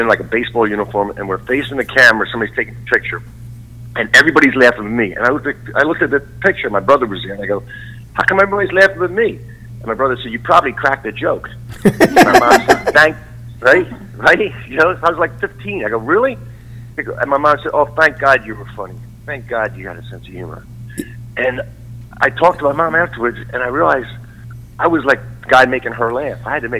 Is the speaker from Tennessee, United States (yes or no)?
no; New Jersey, United States; Yeah, South Jersey.